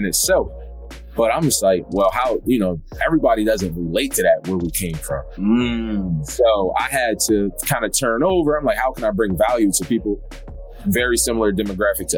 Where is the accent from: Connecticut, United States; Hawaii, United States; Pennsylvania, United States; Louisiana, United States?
Pennsylvania, United States; Philadelphia; I'm from Philadelphia, and just growing up, you know, same story, you know, low income, single mom